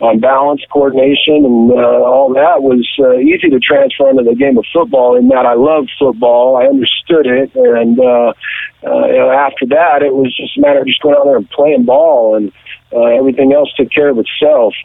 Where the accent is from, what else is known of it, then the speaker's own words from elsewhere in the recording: the valley outside Los Angeles, California, United States; also born or lived in Moses Lake, Washington; out in the valley where I grew up outside Los Angeles